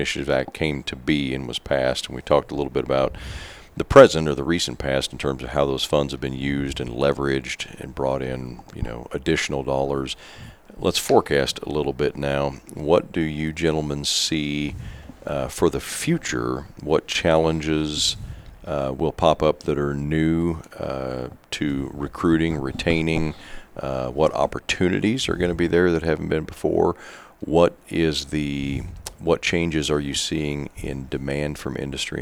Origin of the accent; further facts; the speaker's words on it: Kansas, United States; we proud Kansans